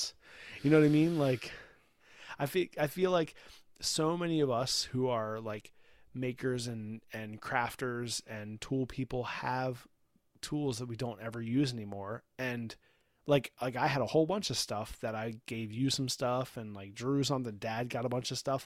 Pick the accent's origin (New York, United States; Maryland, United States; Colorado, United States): Maryland, United States; Baltimore; we're from Baltimore, Baltimore